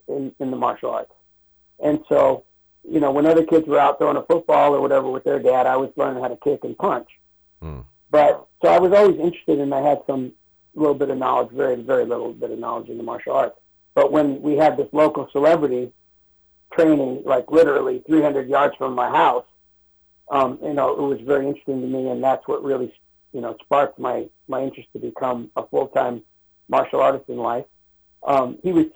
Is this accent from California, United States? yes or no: yes; Los Angeles, California, United States; I was born and raised in Chinatown